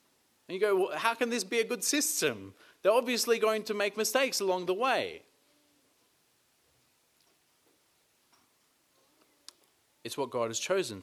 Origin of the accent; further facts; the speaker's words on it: Australia; being Australian